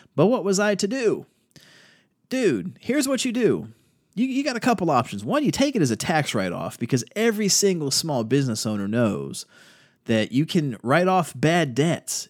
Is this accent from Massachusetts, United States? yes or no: no; Virginia Beach, Virginia, United States; now in North Carolina, United States; I'm from Virginia Beach